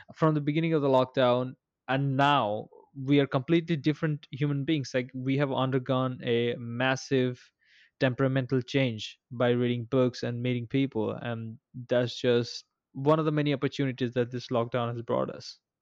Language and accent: English; India; moved away as an adult; also born or lived in Bangalore; I recently came to my hometown from, uh, Bangalore